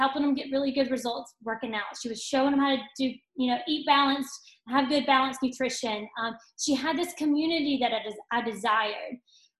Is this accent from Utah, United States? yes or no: no; Tuscaloosa, Alabama, United States; also born or lived in Northport, Alabama; I am from Tuscaloosa, Alabama